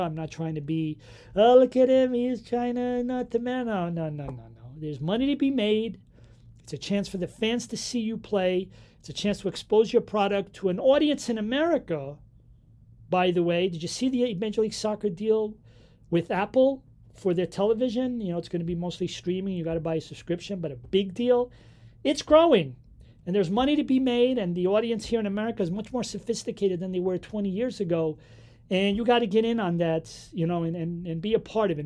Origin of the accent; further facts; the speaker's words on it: Portugal; moved away; my hometown